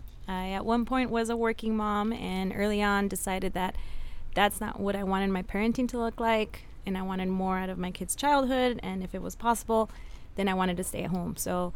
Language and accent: English; United States; first language Spanish; English is a second language; My parents are immigrants that came to this country in their teens. I'm first generation American, so I was born and raised here. My native language is Spanish, so that's to the extent that, like, my parents raised us with dual cultures.